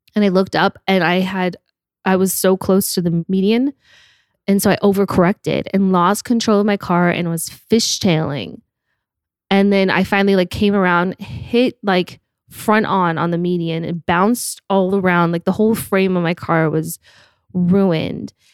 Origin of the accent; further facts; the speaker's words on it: Park City, Utah, United States; moved away as an adult; also born or lived in Salt Lake City, Utah; now in Los Angeles, United States; grew up in Park City